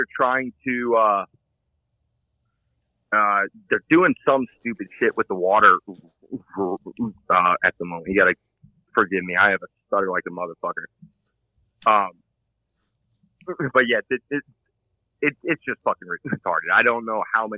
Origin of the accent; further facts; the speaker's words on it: Allentown, Pennsylvania, United States; now in Poconos, United States; I grew up around Allentown